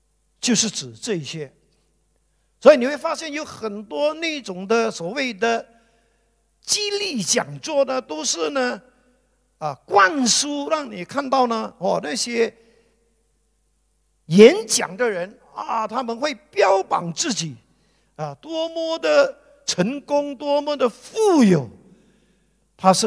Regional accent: Guangdong, China; 就好像我们广东人所讲的，没有那么大的头，就想要戴这么大的帽子。

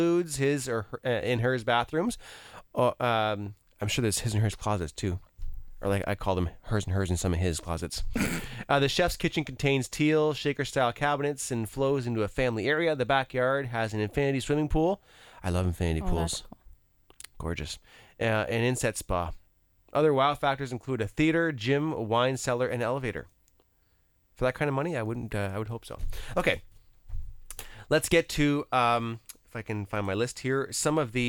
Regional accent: LaSalle, Ontario, Canada; I grew up in LaSalle and, in a neighborhood

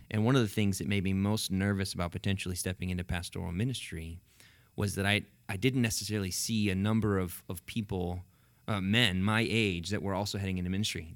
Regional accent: Cashmere, Washington, United States; also born or lived in California; I grew up in Kashmir, but went to the Leavenworth Church

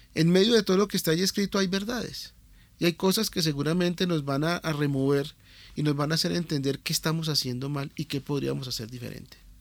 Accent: Colombia; Nosotros somos colombianos comunes y corrientes

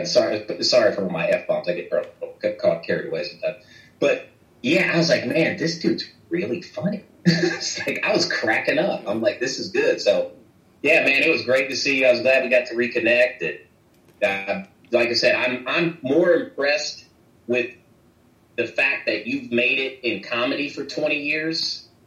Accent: McPherson, Kansas, United States; I grew up in McPherson, Kansas

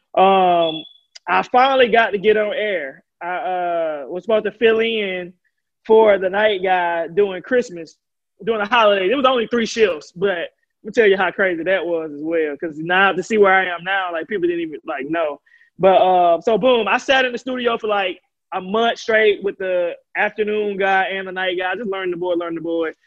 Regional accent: Alabama, United States; I'm from Alabama

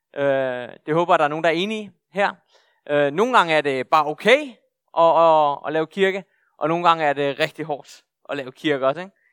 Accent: Bornholm, Capital Region of Denmark, Denmark; jeg er bornholmer, ret i bornholmer, og er født og opvokset her på Bornholm

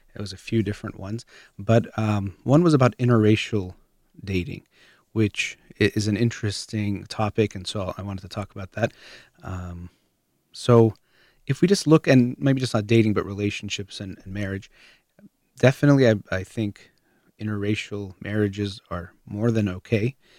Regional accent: United States; I was born in the United States, have Iranian parents, so I'd be considered Iranian American.

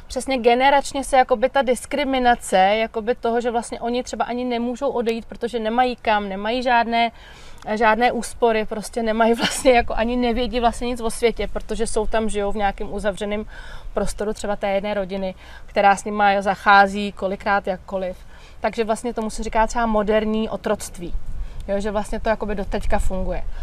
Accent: Czechia; u nás v Čechách

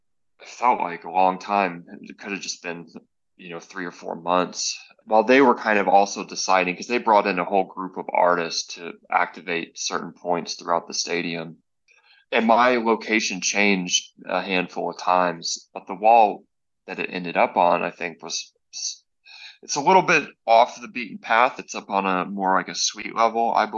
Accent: North Alabama, United States; now in Dallas, United States; I'm originally from North Alabama, the southeast

